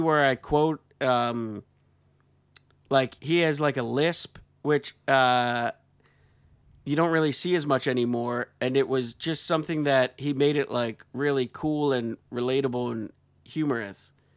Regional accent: Pennsylvania, United States; I grew up in Pennsylvania

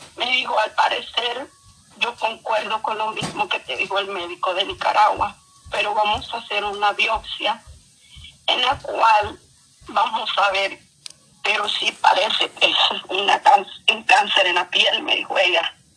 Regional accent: El Salvador; yo soy de El Salvador

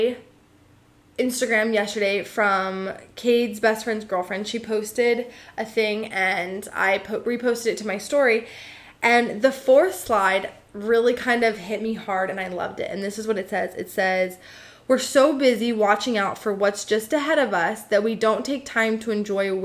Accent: United States; I'm an American

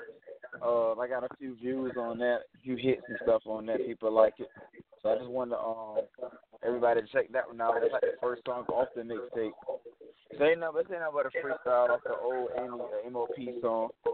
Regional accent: Virginia, United States; I'm from Virginia

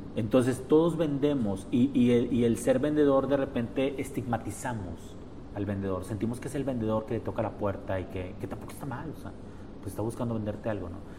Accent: Mexico; nosotros como mexicanos

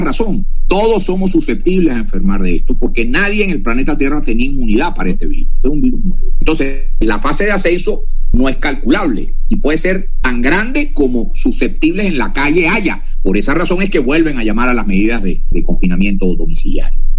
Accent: Maracaibo, Zulia, Venezuela; En Maracaibo, mi ciudad natal

